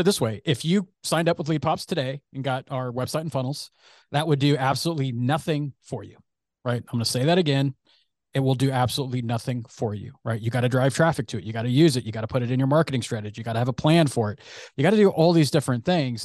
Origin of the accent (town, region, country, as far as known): San Francisco Bay Area, California, United States; born or raised there